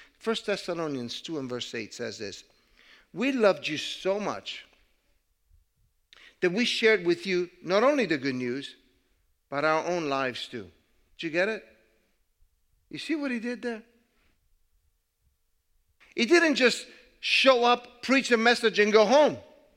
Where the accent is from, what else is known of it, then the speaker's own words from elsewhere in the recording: Italy; English is a second language; moved away; And so I decided to move, and I came from Italy. I could not speak the language very well. I did not understand the culture.